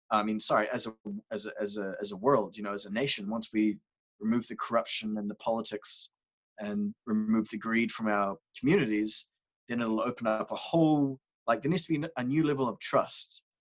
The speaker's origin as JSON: {"language": "English", "country": "Cambodia", "tie": "born or raised there", "said": "Growing up in Cambodia, I was a misanthropist."}